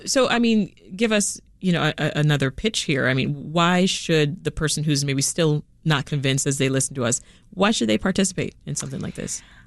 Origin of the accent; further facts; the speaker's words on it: Toronto, Ontario, Canada; also born or lived in Jamaica; I spent the, the next part of my life growing up in Toronto, Canada. When we left Jamaica, that's where we went